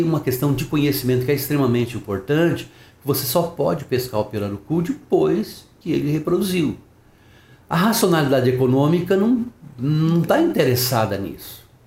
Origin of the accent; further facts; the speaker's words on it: Paraná, Brazil; Eu sou, sou paranaense